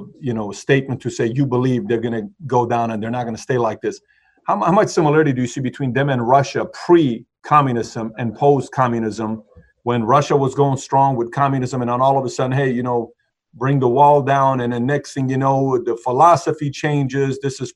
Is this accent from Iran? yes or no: yes; Iran; moved away; I'm from Iran